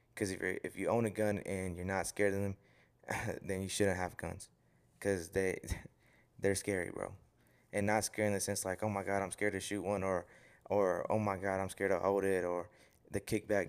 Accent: Houston, Texas, United States; I'm from Houston

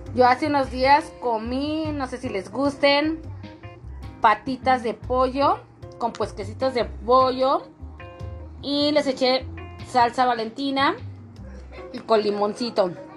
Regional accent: northern Mexico, Mexico; como buena mexicana

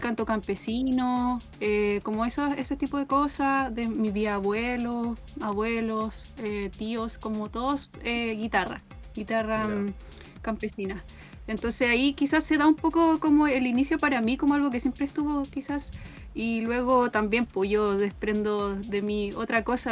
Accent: Temuco, Araucanía, Chile; yo soy de Temuco. Mi familia materna, paterna de Cunco

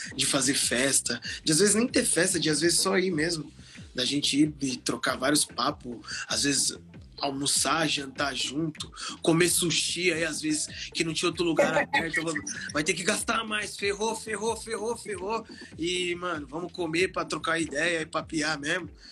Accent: Osasco, São Paulo, Brazil; sou de Osasco, mano, sou de Osasco

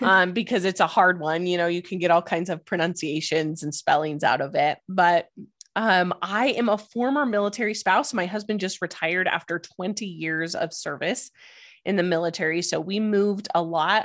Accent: Idaho, United States; moved away as an adult; also born or lived in Albuquerque, New Mexico / East Coast / West Coast; now in Denver, United States; I was born and raised in Idaho.

